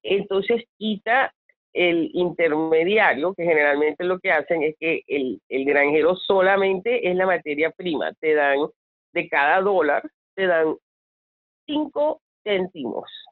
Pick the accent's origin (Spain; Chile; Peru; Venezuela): Venezuela; siendo venezolana